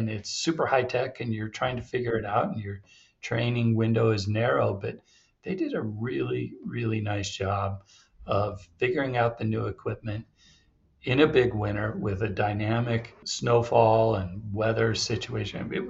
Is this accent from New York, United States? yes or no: no; Utah, United States; Yeah, I was born and raised here in Utah I was born the same year Snowbird opened in 1971.